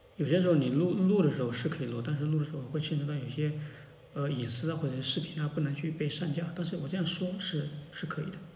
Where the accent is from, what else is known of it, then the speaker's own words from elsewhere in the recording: China; 只不过对于我们中国人用户来讲的话